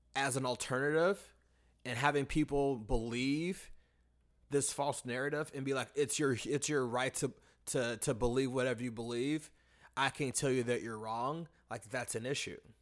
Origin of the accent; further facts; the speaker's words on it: United States; the issues that we face as American people in, in our education system